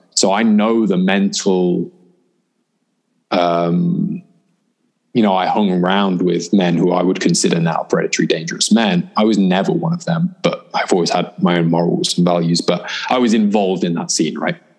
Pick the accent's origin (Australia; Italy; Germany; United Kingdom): United Kingdom; by the time I was 16 and growing up in Britain